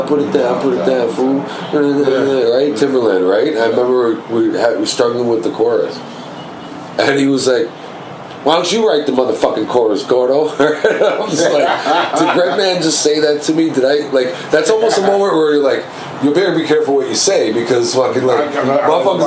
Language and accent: English; Toronto, Ontario, Canada; also born or lived in Atlanta; I'm from Scarborough